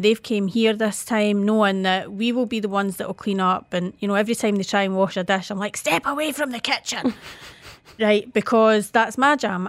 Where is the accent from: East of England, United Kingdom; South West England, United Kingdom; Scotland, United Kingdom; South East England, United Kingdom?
Scotland, United Kingdom